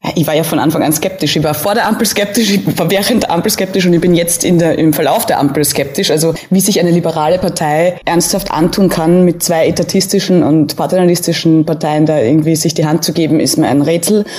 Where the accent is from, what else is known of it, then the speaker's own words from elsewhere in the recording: Austria; als Österreicherin